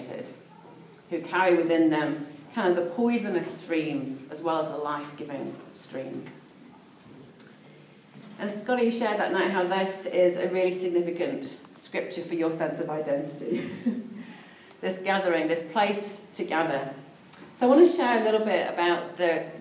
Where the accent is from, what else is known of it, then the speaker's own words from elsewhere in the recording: Peak District, East Midlands, United Kingdom; now in New Zealand; I was brought up in the Peak District, which is a beautiful part of England